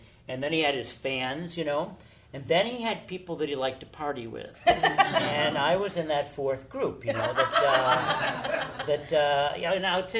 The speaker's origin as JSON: {"language": "English", "country": "United States", "said": "Yes, I'm an American, and I love everyone."}